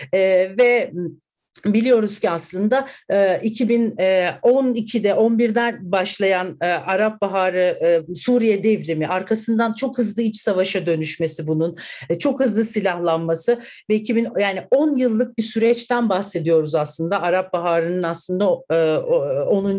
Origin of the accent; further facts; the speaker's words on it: Ankara, Turkey; ben Altındağ'da doğup büyüdüm